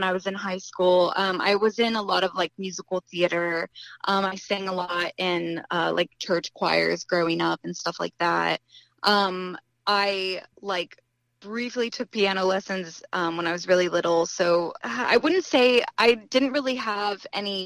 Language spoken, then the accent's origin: English; Ohio, United States; also born or lived in Columbus, Ohio; I'm from Ohio